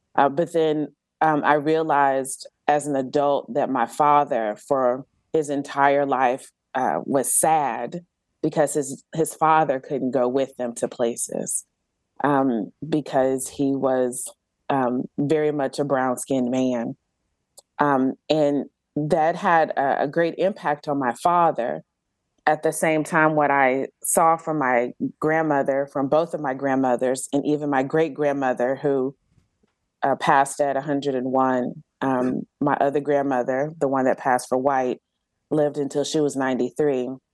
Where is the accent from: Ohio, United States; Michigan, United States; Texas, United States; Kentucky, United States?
Texas, United States; Galveston; now in Georgia, United States; I grew up on Galveston Island, which is an actual island um, um, off the coast of Texas